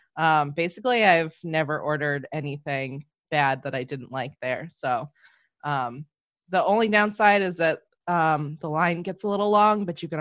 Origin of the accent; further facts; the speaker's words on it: New England, United States; I'm from New England. We do fish and chips.